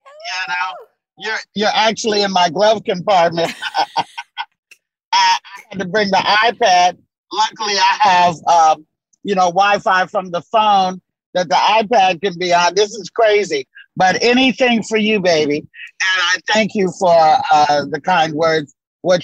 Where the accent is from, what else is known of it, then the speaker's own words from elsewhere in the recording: Tolland, Arkansas, United States; born there; You know, well, I was born in Tolland, Arkansas. Tiny, tiny rural town. Population today is maybe 235.